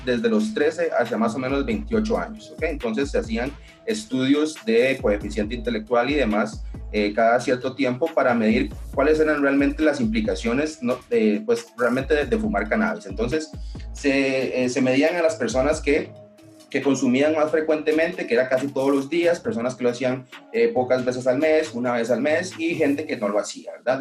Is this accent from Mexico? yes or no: no; Costa Rica; soy considerada una de las primeras personas a nivel del gremio médico que ha tratado de impulsar esta medicina eh, en mi país